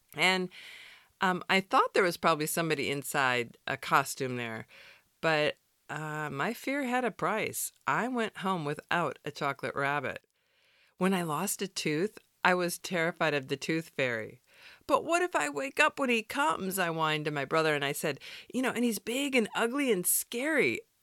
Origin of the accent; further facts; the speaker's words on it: Wisconsin, United States; moved away; I grew up in Wisconsin, where the winters are brutally cold.